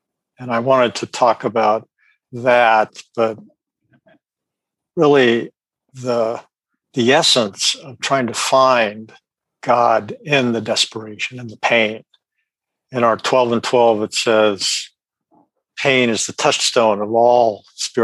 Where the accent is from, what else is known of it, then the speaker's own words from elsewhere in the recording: Sacramento, California, United States; I'm from Sacramento, California.